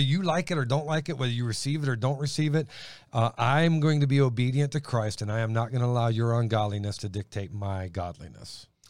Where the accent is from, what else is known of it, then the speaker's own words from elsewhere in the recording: Elyria, Ohio, United States; also born or lived in Steubenville, Ohio; I was born in Steubenville, raised up around Lorraine, Elyria